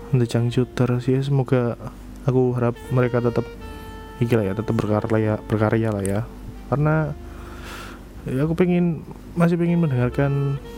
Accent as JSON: {"language": "Indonesian", "region": "East Java", "country": "Indonesia", "said": "kita mah wong Jowo wong Jawa Timuran wong Jawa Timuran bosone beda"}